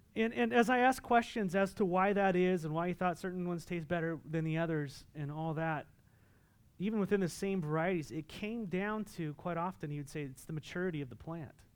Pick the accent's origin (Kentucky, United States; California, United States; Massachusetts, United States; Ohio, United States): California, United States; Southern; moved away; I'm from Southern California